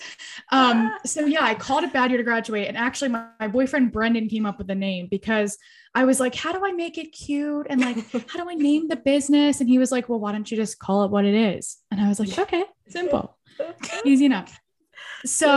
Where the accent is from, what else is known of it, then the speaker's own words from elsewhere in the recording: Philadelphia, Pennsylvania, United States; I'm from Philly